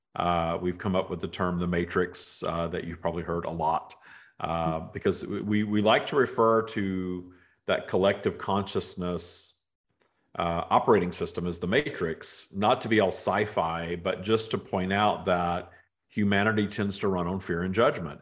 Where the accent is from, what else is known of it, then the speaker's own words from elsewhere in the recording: the South, United States; moved away; growing up in the South in the United States